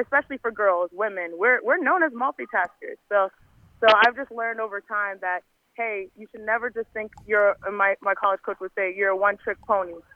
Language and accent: English; United States; I'm Nigerian American